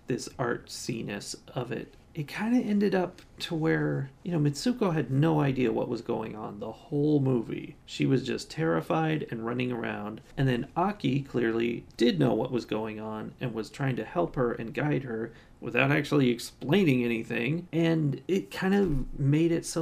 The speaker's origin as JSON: {"language": "English", "country": "United States", "said": "I'm from America"}